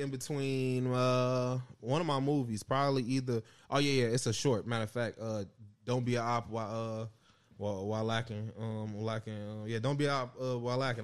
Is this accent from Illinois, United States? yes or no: yes; Chicago, Illinois, United States; I'm from Chicago.